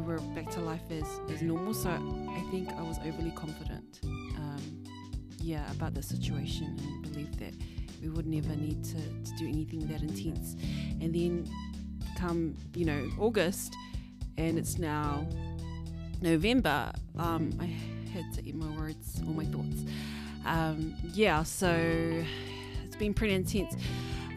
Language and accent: English; Auckland, New Zealand; I'm from Auckland, so I'm still living in Auckland